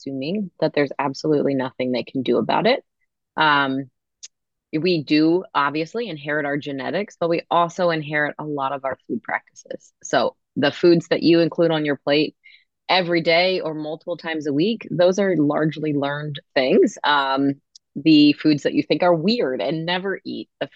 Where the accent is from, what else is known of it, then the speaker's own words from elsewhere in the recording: Maryland, United States; I'm from Maryland, and I do see have patients in Maryland as well